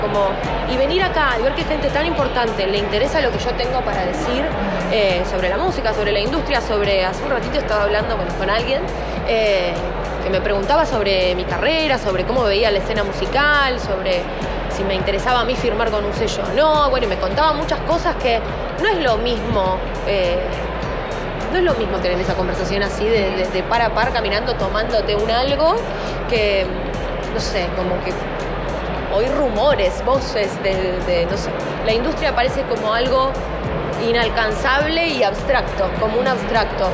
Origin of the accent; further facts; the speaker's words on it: Zapala, Neuquén, Argentina; yo soy de Zapala, Neuquén